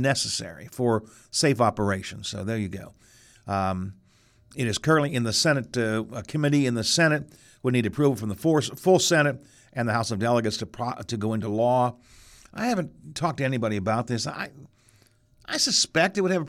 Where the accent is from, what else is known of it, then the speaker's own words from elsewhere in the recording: Wheeling, West Virginia, United States; my hometown